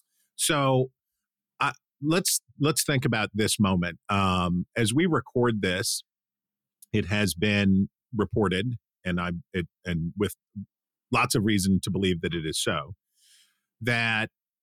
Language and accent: English; Wheeling, West Virginia, United States; From my hometown of Wheeling, West Virginia